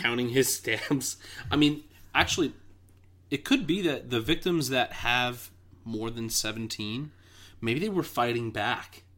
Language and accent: English; New York City, New York, United States; I grew up in Queens